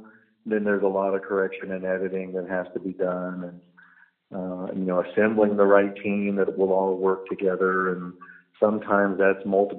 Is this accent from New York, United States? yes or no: no; San Antonio, Texas, United States; I'm from San Antonio, Texas